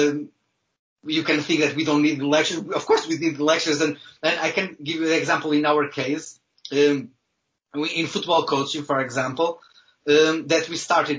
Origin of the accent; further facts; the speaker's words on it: Viana do Castelo, Norte, Portugal; English is a second language; moved away as an adult; now in Wales, United Kingdom; I'm from the north of Portugal, a small city, Viana do Castelo, a small city in the north of Portugal